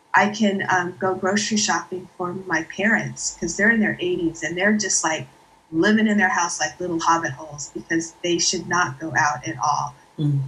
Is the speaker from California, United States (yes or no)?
yes; Santa Clara, California, United States; I'm from the South Bay in Santa Clara